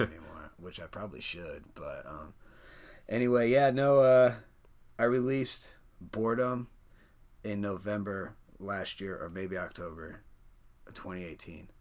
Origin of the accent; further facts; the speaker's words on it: Perry, Iowa, United States; also born or lived in Des Moines, Iowa; raised in Perry, Iowa. That's where I went to high school